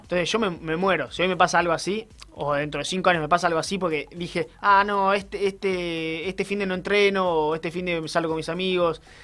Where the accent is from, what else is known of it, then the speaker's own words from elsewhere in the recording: Ushuaia, Tierra del Fuego, Argentina; cuando yo tenía 4 o 5 años, fuimos a esquiar al Martial por primera vez a pie